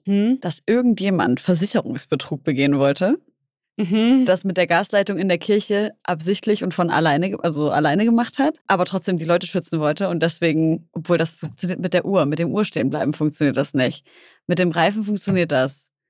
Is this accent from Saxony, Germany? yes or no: yes; Leipzig, Saxony, Germany; also born or lived in Syria; Ich bin in Leipzig gewonnen, aufgewachsen, komme ursprünglich aus Syrien